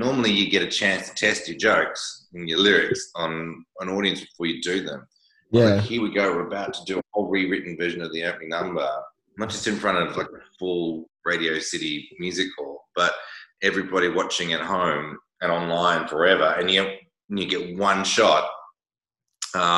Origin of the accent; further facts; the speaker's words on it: Australia; I'm Australian